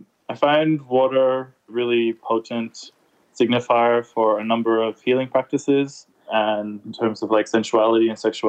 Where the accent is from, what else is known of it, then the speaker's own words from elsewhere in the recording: Samoa; Yeah, Talafalava … I'm from the Samoan archipelago villages of Apia, Lelumwenga, Siumu, and Salalolonga, and also have Chinese, European, and Persian ancestry.